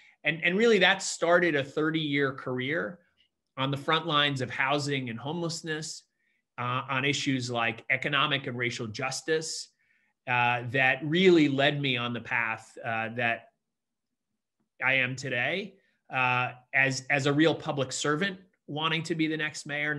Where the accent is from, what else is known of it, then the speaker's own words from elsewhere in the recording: New York City, New York, United States; I'm a lifelong New Yorker, and I ended up as a public servant because I grew up in New York City at a different time of crisis. I was born in 66. I'm the son of an immigrant who came to this city to find opportunity